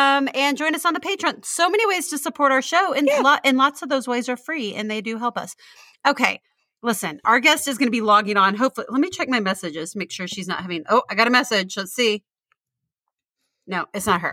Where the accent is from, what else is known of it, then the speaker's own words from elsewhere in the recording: Midland, Texas, United States; also born or lived in Houston; We grew up in Midland until 1989, till I was 12, and then we moved to Houston